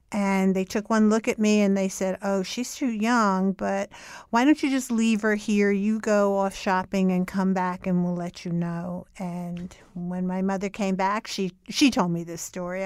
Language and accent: English; Newark, New Jersey, United States; moved away as an adult; also born or lived in New York; I grew up in Newark, New Jersey, and I lived there until I was twenty-four years old